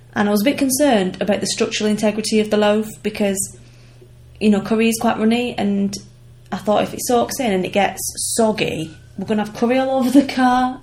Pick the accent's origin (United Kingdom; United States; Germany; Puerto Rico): United Kingdom; we're British